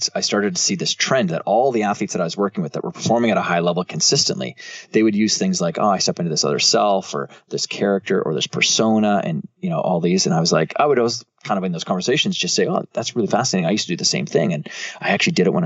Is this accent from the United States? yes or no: no; Canada; I'm from Canada